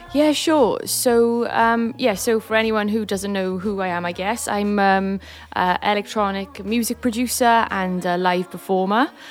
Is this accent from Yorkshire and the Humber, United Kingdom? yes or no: no; Swansea, Wales, United Kingdom; growing up in Swansea